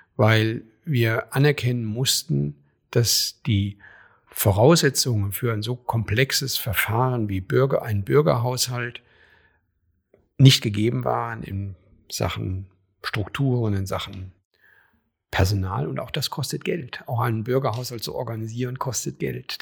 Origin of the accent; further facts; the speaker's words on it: a small town in Hesse, Germany; moved away as an adult; also born or lived in Köpenick, Berlin / Schöneweide, Berlin; now in Berlin, Germany; da wo ich herkomme, in meiner hessischen Kleinstadt